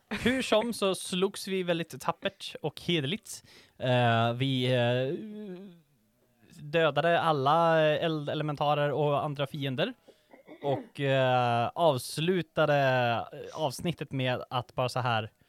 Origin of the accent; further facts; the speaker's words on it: Mjölby, Östergötland, Sweden; jag kommer från Mjölby